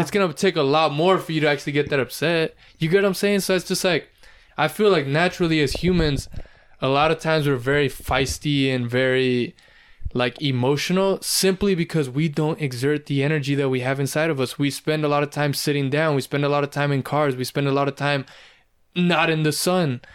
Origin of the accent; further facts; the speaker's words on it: California, United States; I was born and raised in California